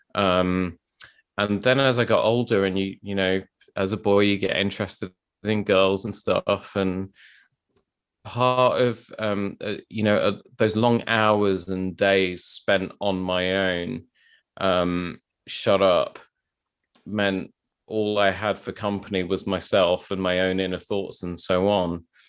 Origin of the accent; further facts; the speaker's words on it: London, United Kingdom; I grew up in South London